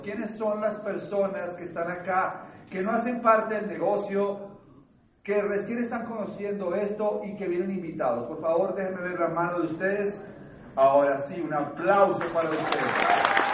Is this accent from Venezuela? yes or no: no; Bogotá, Colombia; Yo vengo de una familia de clase media bogotana. Yo nací acá